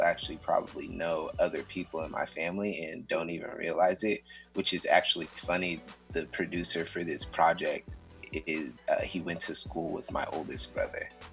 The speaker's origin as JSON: {"language": "English", "town": "Seattle", "region": "Washington", "country": "United States", "tie": "born or raised there", "said": "I was born and raised in Seattle um, uh, in the Central District"}